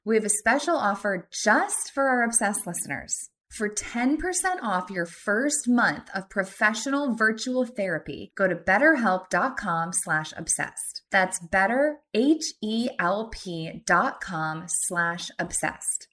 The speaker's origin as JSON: {"language": "English", "region": "Missouri", "country": "United States", "said": "I'm also from Missouri, which is one of the strictest states"}